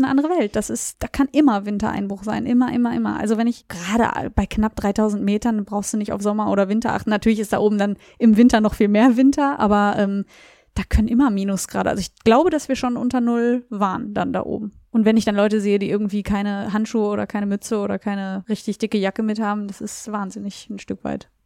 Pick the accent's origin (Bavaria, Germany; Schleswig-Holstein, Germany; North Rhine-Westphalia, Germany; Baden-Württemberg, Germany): North Rhine-Westphalia, Germany; Beverungen; now in Kassel, Germany; ich komme ja nicht ursprünglich aus Kassel, sondern aus Beverung, also ein bisschen weiter weg